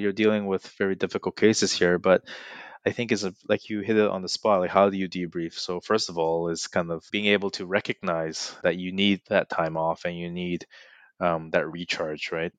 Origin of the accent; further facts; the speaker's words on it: Burnaby, British Columbia, Canada; I'm from Burnaby, uh, and my parents still live three, four blocks away